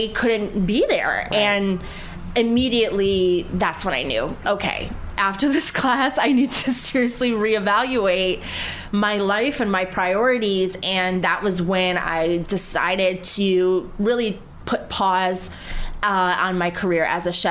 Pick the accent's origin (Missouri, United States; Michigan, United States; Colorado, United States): Michigan, United States; Detroit; moved away as an adult; now in New York City, United States; I came from Detroit